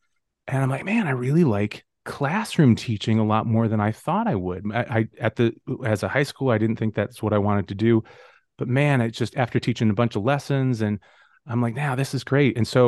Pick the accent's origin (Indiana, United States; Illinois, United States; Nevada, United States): Illinois, United States; Oswego; So I grew up in the Chicago suburbs as well, a different suburb than where I'm at right now, a town called Oswego.